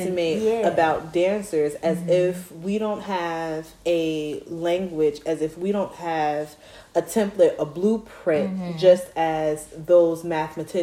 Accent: Plainfield, New Jersey, United States; I'm from Plainfield just as well, Queen City.

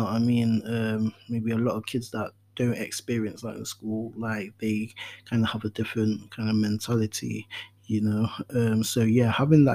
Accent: Nottingham, East Midlands, United Kingdom; also born or lived in Ghana; Growing up in Radford, at the time, like, my mom was in Cambridge Court Flats

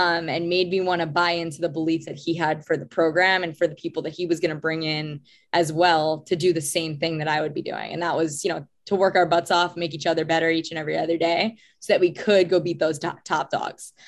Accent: Long Island, New York, United States; I grew up on Long Island in New York

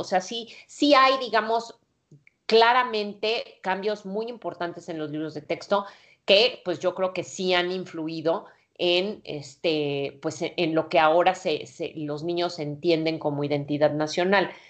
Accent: Mexico; nací en el México pues autoritario

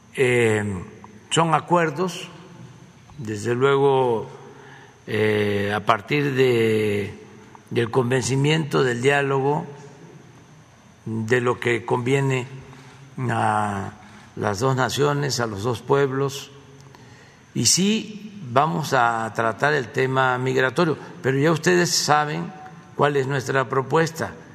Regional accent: Tepetitán, Tabasco, Mexico; nacido en Tepetitán, Macuspana, Tabasco

